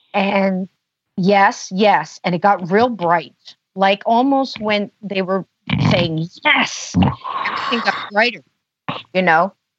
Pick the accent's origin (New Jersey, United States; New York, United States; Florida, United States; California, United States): New Jersey, United States; born there; I said, I was born in New Jersey. They were born in Alabama.